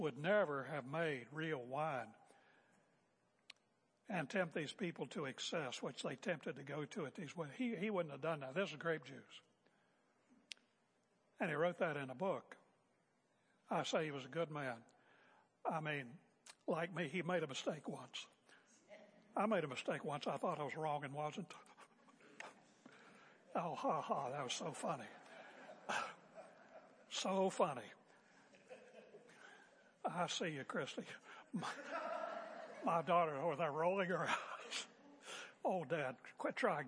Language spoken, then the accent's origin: English; West Virginia, United States; I'm a boy from West Virginia